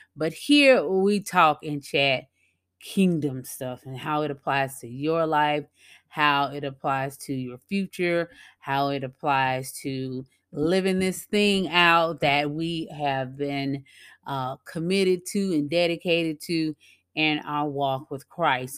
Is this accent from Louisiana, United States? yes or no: yes; Louisiana, United States; at a local cafe here in my hometown in Louisiana